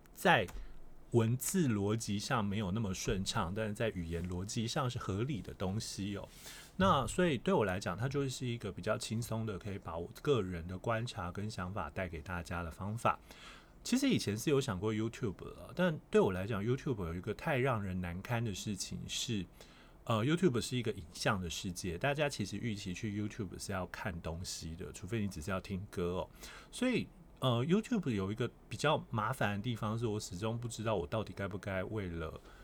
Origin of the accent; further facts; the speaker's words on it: Kaohsiung, Taiwan; 虽然我是高雄人